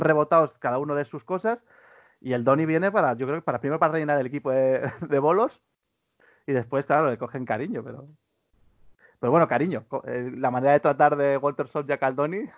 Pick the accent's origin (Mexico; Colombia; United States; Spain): Spain